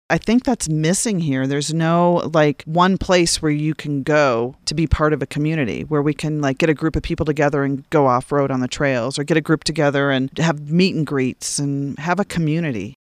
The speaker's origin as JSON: {"language": "English", "area": "Minnesota, North Dakota", "region": "Upper Midwest", "country": "United States", "tie": "born or raised there", "also_born_or_lived": "Charleston, South Carolina / Washington DC area", "moved": "as an adult", "lives_now": "San Luis Valley, United States", "said": "I grew up in Minnesota, North Dakota."}